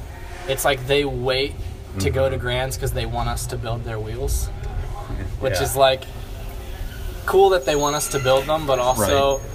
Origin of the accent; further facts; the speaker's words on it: Richmond, Virginia, United States; I'm from Richmond, Virginia.